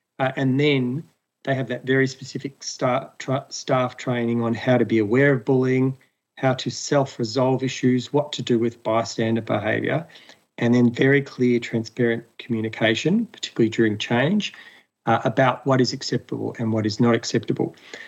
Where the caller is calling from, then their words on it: Melbourne, Victoria, Australia; I'm coming from Wurundjeri country of the people of the Kulin Nation in Melbourne.